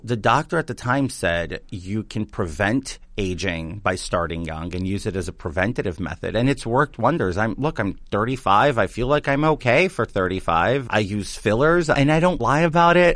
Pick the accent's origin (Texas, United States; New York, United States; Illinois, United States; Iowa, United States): New York, United States; New York City; I'm from Queens.